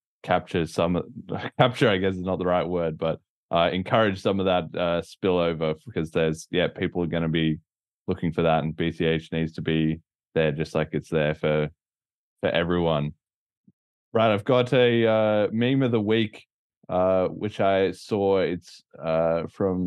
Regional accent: Australia; being Australian

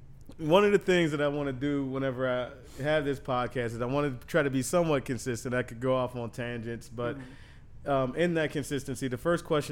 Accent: Pittsburgh, Pennsylvania, United States; my hometown, Pittsburgh

